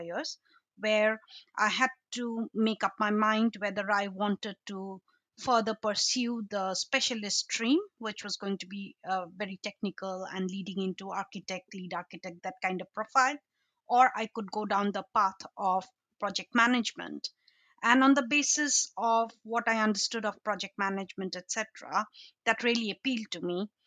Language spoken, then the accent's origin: English; Assam, India; moved away as an adult; also born or lived in Shillong, Meghalaya, India / London, United Kingdom; now in United Kingdom; I was brought up in a state called Assam